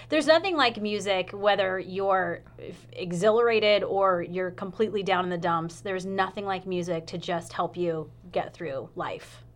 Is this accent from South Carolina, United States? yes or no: yes; South Carolina, United States; now in Oregon, United States; I've been here since two thousand two, but I'm originally from South Carolina